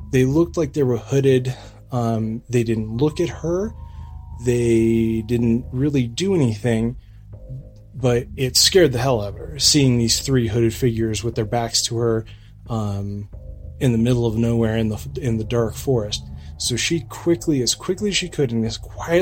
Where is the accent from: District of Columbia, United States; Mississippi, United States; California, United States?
California, United States; Lake Arrowhead; born or raised there